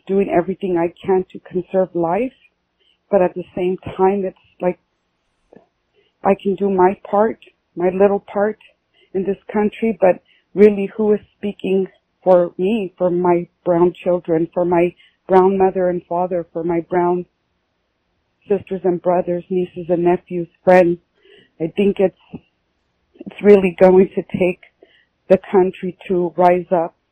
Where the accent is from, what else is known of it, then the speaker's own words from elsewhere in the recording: Southwest Texas, United States; I'm from Southwest Texas.